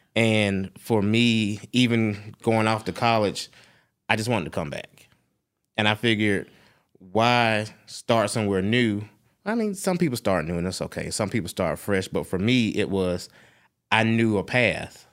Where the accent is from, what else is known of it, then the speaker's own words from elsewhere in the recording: Atlanta, Georgia, United States; also born or lived in Augusta, Georgia; I was born in Augusta, but I've been in Atlanta since I was two days old